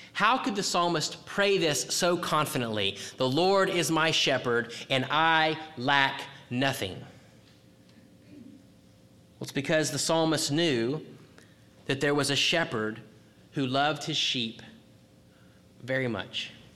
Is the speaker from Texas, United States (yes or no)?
yes; Texas, United States; I'm from Texas